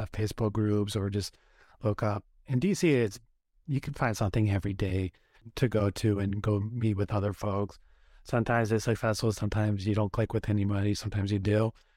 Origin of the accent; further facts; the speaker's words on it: Oregon, United States; moved away as an adult; also born or lived in Washington, D.C.; I grew up in Oregon